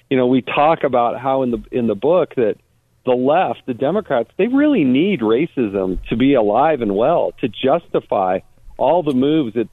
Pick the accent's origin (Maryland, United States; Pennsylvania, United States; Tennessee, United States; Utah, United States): Utah, United States; I'm from Utah.